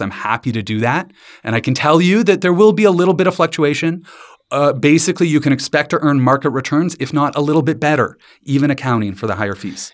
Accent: London, Ontario, Canada; I grew up in London, Ontario, with my dad in the financial industry

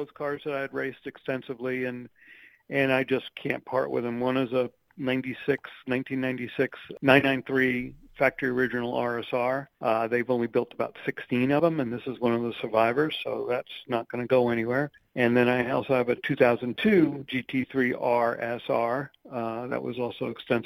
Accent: New Rochelle, New York, United States; moved away as an adult; also born or lived in Jacksonville, Florida / Chicago, Illinois; I grew up in New Rochelle, New York

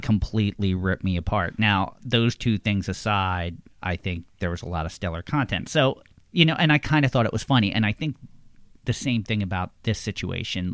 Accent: Levittown, Pennsylvania, United States; I am from Levittown, Pennsylvania

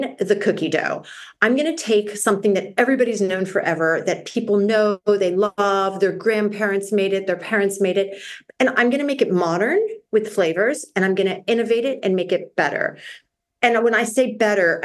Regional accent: Miami, Florida, United States; moved away as an adult; also born or lived in Washington, D.C. / Canada; now in London, United Kingdom; I grew up in Miami, Florida

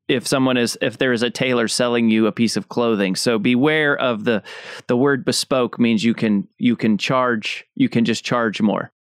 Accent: United States; as an American

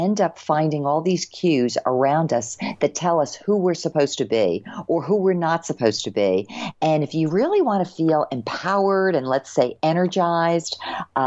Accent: New Jersey, United States; moved away; I grew up in New Jersey, nice state

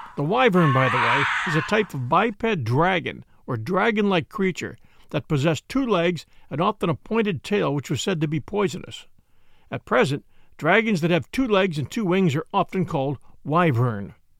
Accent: outside of Philadelphia, Pennsylvania, United States; as a boy growing up outside of Philadelphia

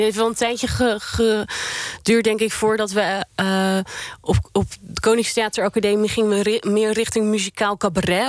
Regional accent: Netherlands; born or raised there; also born or lived in Sweden

